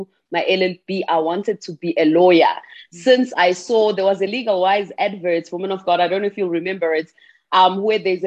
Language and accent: English; Pietermaritzburg, KwaZulu-Natal, South Africa; I was born and bred in Pietermaritzburg, in KwaZulu-Natal